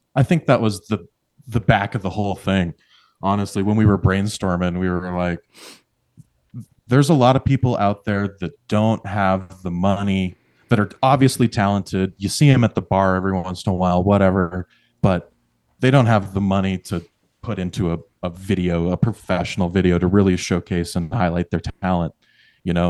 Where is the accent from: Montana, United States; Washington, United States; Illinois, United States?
Montana, United States; Billings; moved away as an adult; now in Red Lodge, United States; I come from Billings, just sixty miles down the road